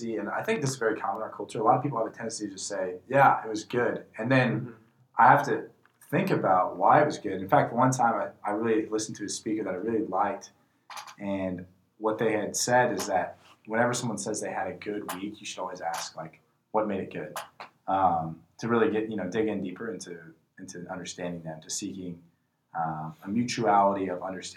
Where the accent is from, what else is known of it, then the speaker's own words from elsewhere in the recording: Missouri, United States; I hail from the great town of Kerygma, Missouri